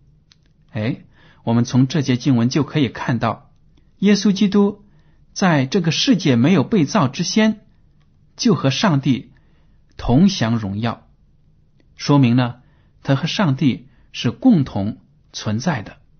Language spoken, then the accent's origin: Chinese; China; 我们中国人